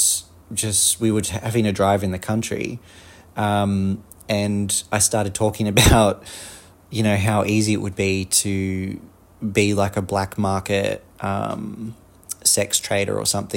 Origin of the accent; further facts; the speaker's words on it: Australia; accent: Australian; I'm obviously an Australian, if you can't tell by my accent